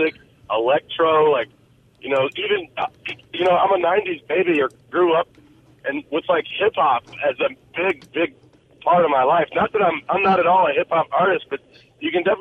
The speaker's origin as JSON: {"language": "English", "region": "Central Mississippi", "country": "United States", "tie": "born or raised there", "also_born_or_lived": "Jackson, Mississippi / Denver, Colorado", "moved": "as an adult", "lives_now": "Nashville, United States", "said": "growing up in Mississippi, just having the music in your veins"}